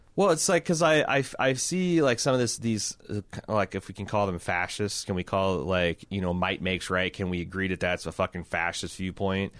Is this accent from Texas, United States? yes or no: yes; Texas, United States; As a Texan